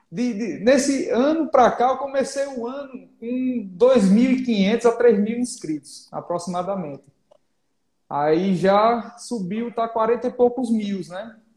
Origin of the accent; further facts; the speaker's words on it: Maceió, Alagoas, Brazil; born there; moved away; also born or lived in Pernambuco / Bahia; Sou cearense de coração, nasci em Maceió, morei em Pernambuco, morei na Bahia. Aí o sotaque misturou nesse Nordeste todinho